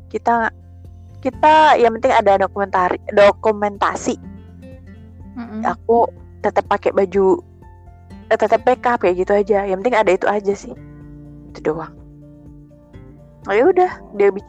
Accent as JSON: {"language": "Indonesian", "region": "Java", "country": "Indonesia", "said": "Iya, even aku Jawa tapi kan namanya sudah keikut gitu kan ya"}